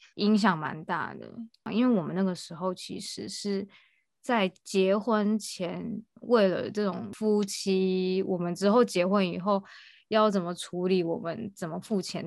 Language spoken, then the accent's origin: Chinese; Taiwan; moved away as an adult; now in Japan; 我们都是台湾人